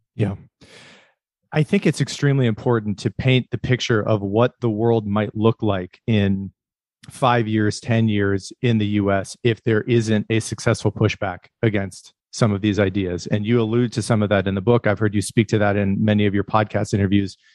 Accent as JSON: {"language": "English", "region": "northwestern Pennsylvania", "country": "United States", "tie": "born or raised there", "said": "I was raised in the Rust Belt in, uh, northwestern Pennsylvania"}